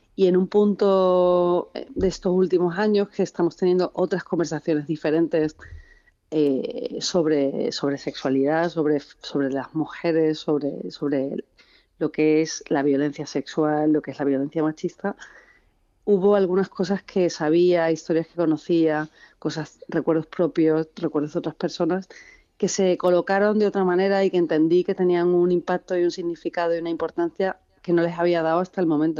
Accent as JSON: {"language": "Spanish", "town": "Seville", "region": "Andalusia", "country": "Spain", "said": "yo, soy de Sevilla"}